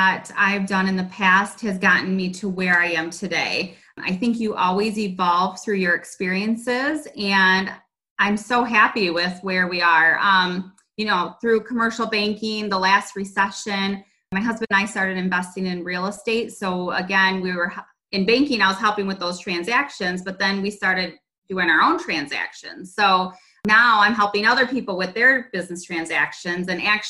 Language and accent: English; Ionia, Michigan, United States; also born or lived in Lansing, Michigan; I grew up in Lansing, Michigan. And in sixth grade, I headed over to Ionia, Michigan